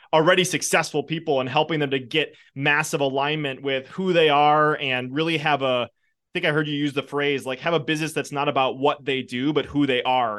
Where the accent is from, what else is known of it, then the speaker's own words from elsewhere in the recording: Wisconsin, United States; I'm from Wisconsin